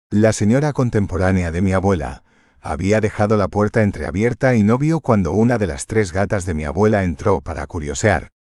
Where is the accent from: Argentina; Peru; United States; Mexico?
United States; Connecticut; first language English; Spanish is a second language; Para los que aún no me conocen, soy estadounidense y el primer idioma que hablé fue el inglés. Nací y me crié en el estado de Connecticut.